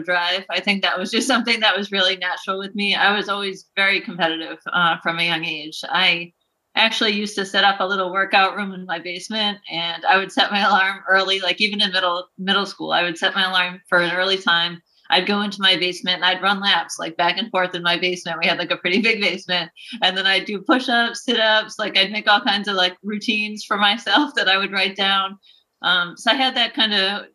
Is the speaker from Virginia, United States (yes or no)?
no; Burlington, Massachusetts, United States; I grew up in Burlington, Mass, the oldest of two